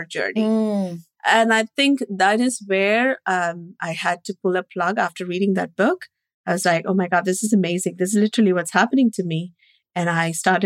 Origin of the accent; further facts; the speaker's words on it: India; moved away; growing up in India with a very abusive environment